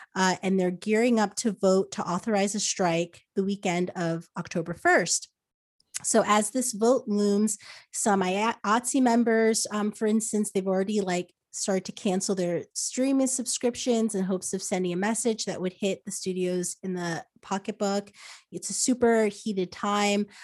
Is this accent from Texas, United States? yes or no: no; New Jersey, United States; moved away as an adult; also born or lived in New York; now in Los Angeles, United States; I, I grew up in New Jersey, so I, I was basically born in a mall